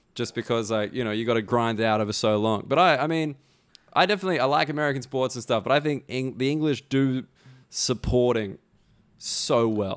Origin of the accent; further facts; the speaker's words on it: Australia; now in London, United Kingdom; an Australian person